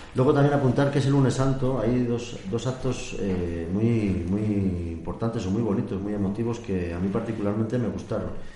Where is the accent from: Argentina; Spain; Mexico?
Spain; Valladolid, Castile and León; como vallisoletanos y como castellanos